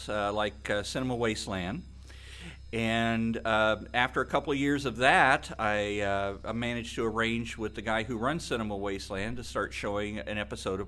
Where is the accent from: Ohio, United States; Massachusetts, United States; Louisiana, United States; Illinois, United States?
Illinois, United States; moved away; I'm originally from Illinois, and we didn't have very many horror hosts